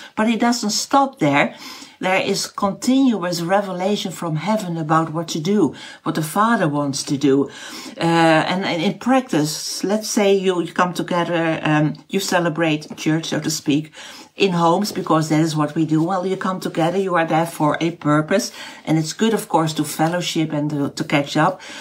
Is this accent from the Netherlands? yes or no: yes; Netherlands; first language Dutch; English is a second language; my mother language is not English. It is Dutch